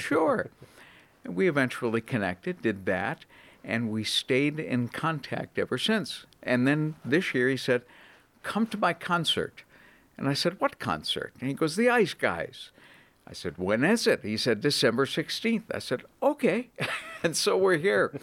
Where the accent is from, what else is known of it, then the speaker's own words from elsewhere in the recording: Boston, Massachusetts, United States; moved away as an adult; also born or lived in Atlanta, Georgia / Cleveland, Ohio; I was born and raised in the Boston area